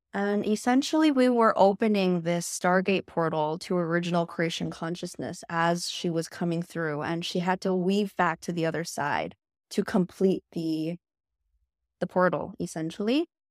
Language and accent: English; Canada; also born or lived in China; I'm actually Canadian